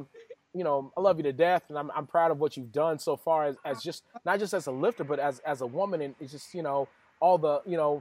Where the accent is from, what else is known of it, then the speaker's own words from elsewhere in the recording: West Texas, United States; I'm from West Texas.